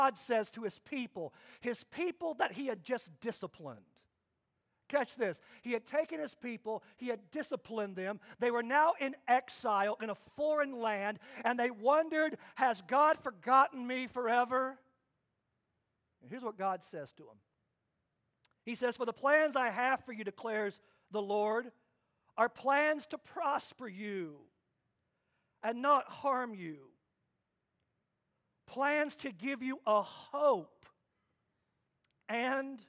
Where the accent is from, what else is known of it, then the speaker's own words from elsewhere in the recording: Kansas, United States; I grew up in Kansas, and my dad was a strong disciplinarian.